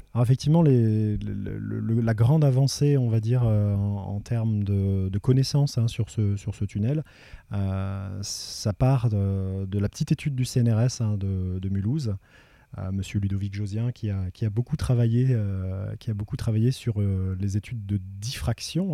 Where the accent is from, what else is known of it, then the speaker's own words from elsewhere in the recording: Le Tampon, Réunion; also born or lived in Metropolitan France; j'ai grandi à la plaine des Cafres, au, niveau du, du Piton-Hyacinthe